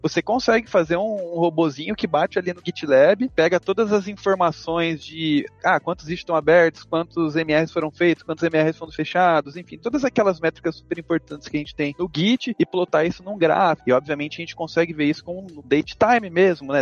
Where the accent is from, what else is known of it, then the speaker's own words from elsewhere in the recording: interior of Mato Grosso do Sul, Brazil; moved away as an adult; now in São Paulo, Brazil; E eu sou do interior do Mato Grosso do Sul. E aí depois que eu me formei, eu vim para São Paulo